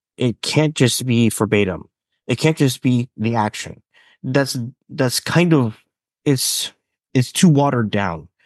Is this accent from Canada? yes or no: yes; British Columbia, Canada; I am from Canada, British Columbia. I've always been in a small town